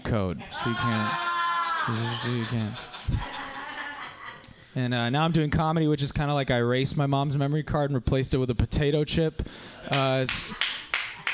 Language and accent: English; Culver City, California, United States; I did go to Culver City High School.